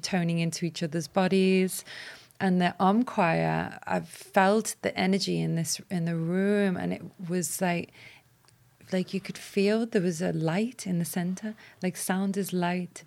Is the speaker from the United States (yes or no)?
no; Walton, England, United Kingdom; as a child growing up in Walton